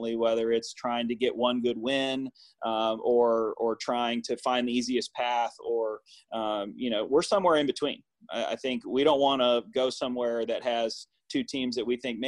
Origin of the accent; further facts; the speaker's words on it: Raleigh, North Carolina, United States; moved away; I'm from Raleigh